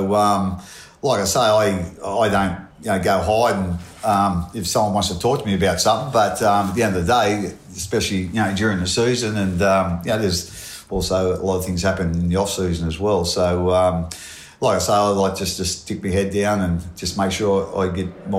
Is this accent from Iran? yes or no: no; Portland, New South Wales, Australia; Yeah, I come from a little town called Portland. It's in New South Wales. It's the same spelling as Portland in Victoria, but whole heap different